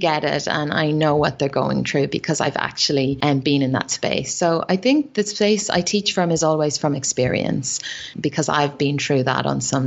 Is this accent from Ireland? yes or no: yes; Ireland; accent: Irish; moved away as an adult; now in Australia; growing up in Ireland